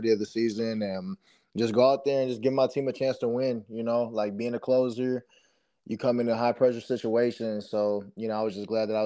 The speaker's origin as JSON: {"language": "English", "town": "Cleveland", "region": "Ohio", "country": "United States", "tie": "born or raised there", "said": "growing up in Cleveland, used to go to games with my dad"}